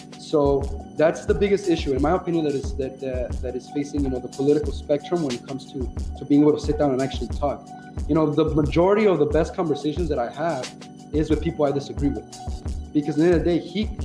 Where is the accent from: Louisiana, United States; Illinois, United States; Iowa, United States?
Illinois, United States; Chicago; I'm from Little Village